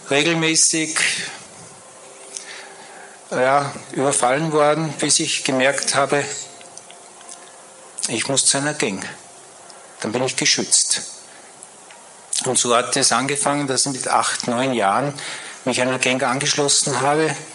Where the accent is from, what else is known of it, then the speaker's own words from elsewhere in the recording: Salzburg, Austria; born there; ich bin in Salzburg geboren, ich gehe einfach nach Salzburg.